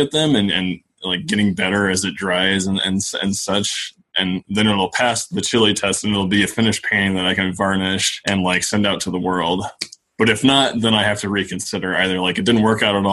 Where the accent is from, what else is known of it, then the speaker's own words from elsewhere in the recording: Cheyenne, Wyoming, United States; also born or lived in Laramie, Wyoming; I am from Cheyenne, from the capital, and then I came over to Laramie for school